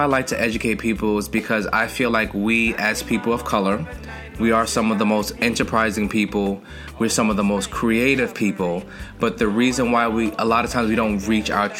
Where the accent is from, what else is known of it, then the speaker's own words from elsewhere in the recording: Westmoreland, Jamaica; Westmoreland, Jamaica